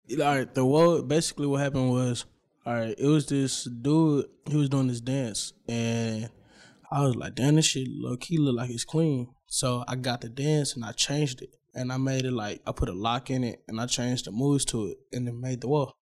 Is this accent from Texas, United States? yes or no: yes; Dallas, Texas, United States; I'm from Oak Cliff